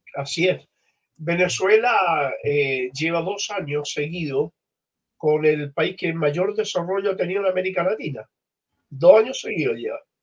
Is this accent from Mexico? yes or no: no; Chile; vengo de Chile